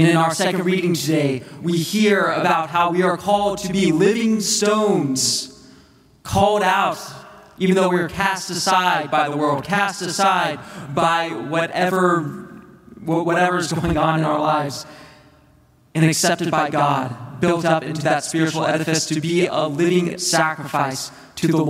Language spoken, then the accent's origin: English; United States; the United States, my home country